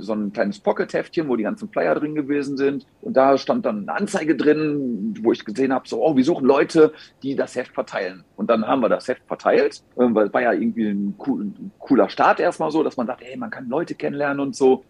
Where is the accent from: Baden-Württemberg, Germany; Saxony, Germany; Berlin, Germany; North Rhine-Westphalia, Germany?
North Rhine-Westphalia, Germany; Gelsenkirchen; ich bin ja gebürtiger Gelsenkirchener Junge